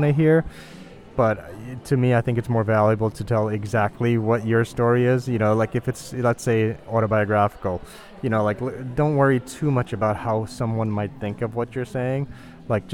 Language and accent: English; New York, United States; growing up in New York, in Chinatown, and during the 80s